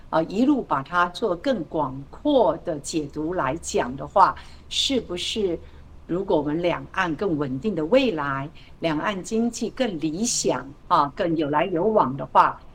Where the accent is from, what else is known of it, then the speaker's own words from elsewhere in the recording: Taiwan; 我们台湾人呢，大家自己辛苦打拼